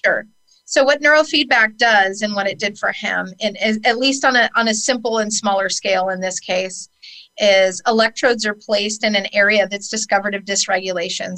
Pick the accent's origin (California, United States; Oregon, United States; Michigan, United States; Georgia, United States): California, United States; San Francisco; I was born in San Francisco, California, to two heroin addict parents, and I lived in Golden Gate Park as a child.